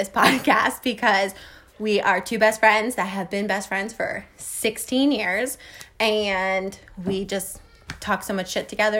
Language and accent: English; Hopatcong, New Jersey, United States; we were literally in Hopatcon for elementary school and middle school.